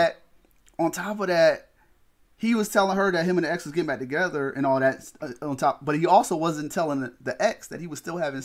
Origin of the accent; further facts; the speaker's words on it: Chicago, Illinois, United States; Oh, I'm from Chicago. This is what we do.